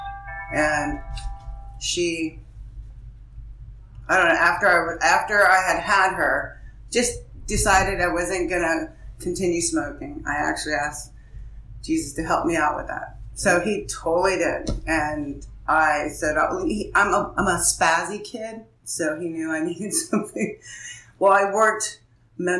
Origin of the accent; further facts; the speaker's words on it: Oceanside, California, United States; I grew up in San Diego, Oceanside